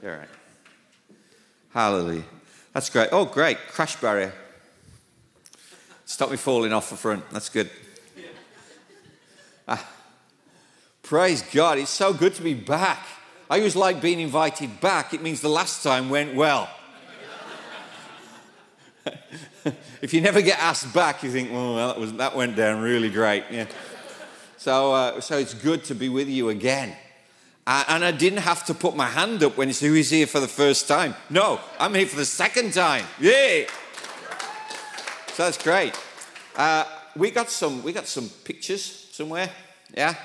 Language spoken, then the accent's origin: English; United Kingdom; accent: British; moved away as an adult; now in Thailand; this British accent because even in Britain, they don't understand my accent.